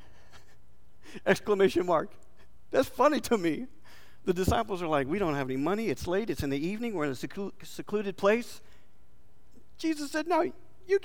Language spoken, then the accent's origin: English; Texas, United States; we're from Texas.